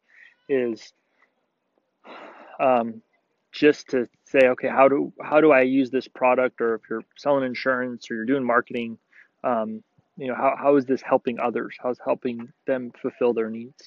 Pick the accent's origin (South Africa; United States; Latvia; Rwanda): United States; Tehachapi, California; now in Arizona, United States; I grew up in California in a small town called Tehachapi